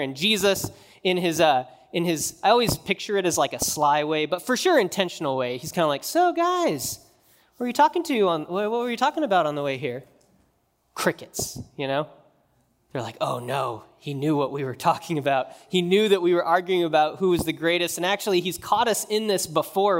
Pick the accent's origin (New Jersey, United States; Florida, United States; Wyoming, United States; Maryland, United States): Wyoming, United States; moved away; when I grew up in Wyoming